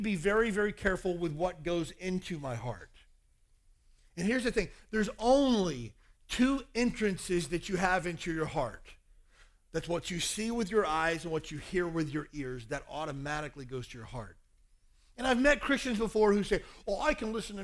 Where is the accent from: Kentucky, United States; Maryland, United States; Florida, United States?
Kentucky, United States; I grew up in Kentucky